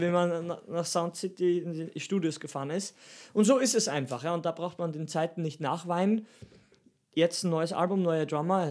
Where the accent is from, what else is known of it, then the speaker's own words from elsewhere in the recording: Steinhaus am Semmering, Styria, Austria; mein Dorf heißt Steinhaus am Semmering.